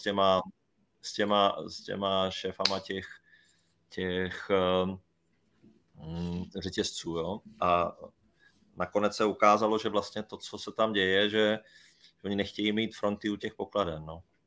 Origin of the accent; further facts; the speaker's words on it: Brno, South Moravian Region, Czechia; Já, já jsem třeba Brňák, no, měl být Brňák